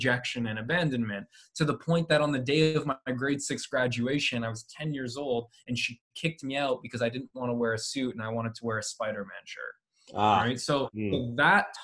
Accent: Canada; my mom is from Poland. My dad is from Cuba. I was born in Canada

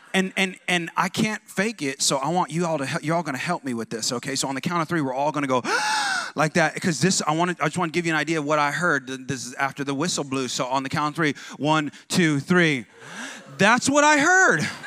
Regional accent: California, United States; I'm like from California, like West Coast

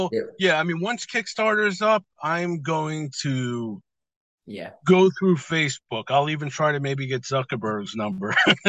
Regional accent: New York, United States; now in Las Vegas, United States; I'm in Las Vegas right now. I'm originally from New York

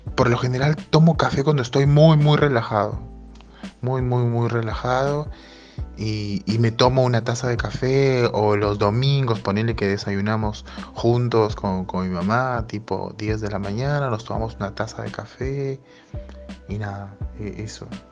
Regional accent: Peru; moved away as an adult; en mi infancia me la crié en Perú hasta los 21, 22 años

